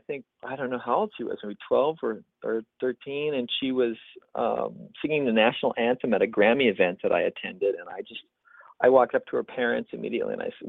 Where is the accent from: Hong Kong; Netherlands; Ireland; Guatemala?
Guatemala; moved away as an adult; now in United States; I grew up in Guatemala, and when I came back to the United States to start my college studies, I was the kind of like the gringo guy who spoke Spanish